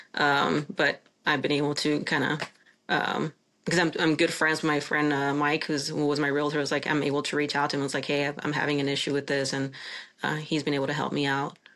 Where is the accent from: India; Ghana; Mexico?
Mexico; Chihuahua; now in United States; my hometown of, of Chihuahua, Mexico. I'm Mexican, uh, a naturalized citizen